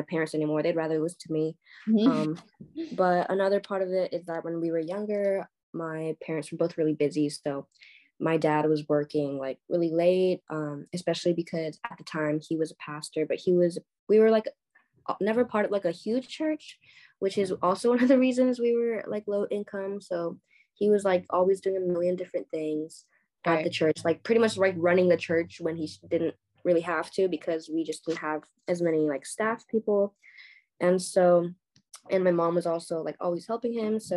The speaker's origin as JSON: {"language": "English", "region": "California", "country": "United States", "tie": "born or raised there", "also_born_or_lived": "Korea", "moved": "yes", "lives_now": "New York, United States", "said": "I was born in Korea, raised in California, and now I'm living in New York"}